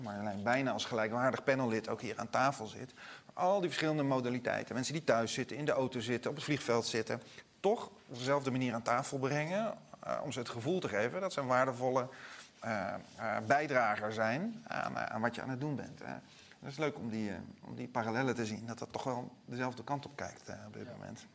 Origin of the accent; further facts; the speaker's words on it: Netherlands; wij als Nederlanders een beetje nuchter zijn